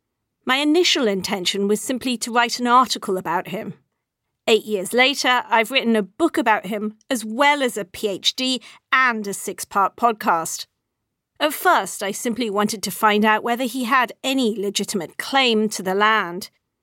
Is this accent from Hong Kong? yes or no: yes; Hong Kong; They were everywhere when I was growing up in Hong Kong in the 1970s and 80s, a feature of our city just as much as the bottle-green snub-nosed Star Ferry and the noisy trams.